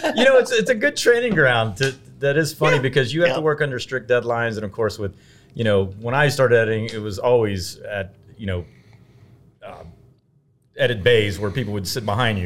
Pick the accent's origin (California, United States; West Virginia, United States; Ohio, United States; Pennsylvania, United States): Ohio, United States; Cincinnati; growing up in Cincinnati